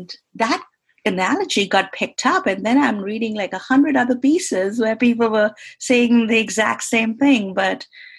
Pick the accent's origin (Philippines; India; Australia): India; moved away as an adult; now in United States; growing up in India, I didn't even think I would come to the United States